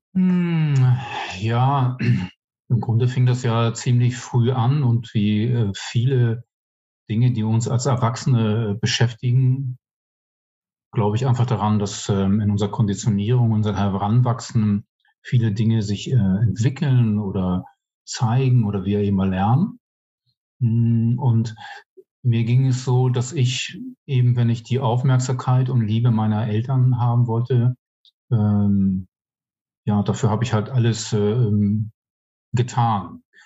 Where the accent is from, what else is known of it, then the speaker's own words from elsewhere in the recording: Hamburg, Germany; moved away as an adult; also born or lived in Bermuda; now in Chemnitz, Germany; kommen ursprünglich aus Hamburg, bin irgendwann mal auf den Bermuda-Inseln geboren, aber im sehr zarten Alter von eins dann nach Hamburg gekommen. Ähm, habe dort die Großteil meines Lebens verbracht bis 48.